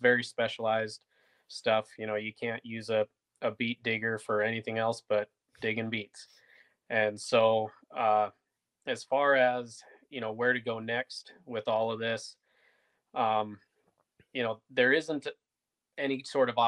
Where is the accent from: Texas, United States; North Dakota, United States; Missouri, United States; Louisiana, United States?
North Dakota, United States; I'm personally from North Dakota